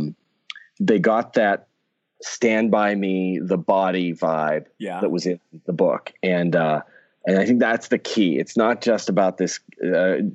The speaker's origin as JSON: {"language": "English", "town": "Pittsburgh", "region": "Pennsylvania", "country": "United States", "tie": "born or raised there", "moved": "as an adult", "lives_now": "Los Angeles, United States", "said": "I grew up in Pittsburgh and I've lived in Los Angeles now for 20 years"}